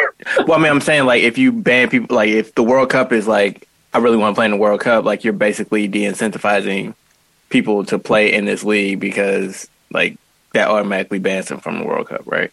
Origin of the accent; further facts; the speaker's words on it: United States; as an American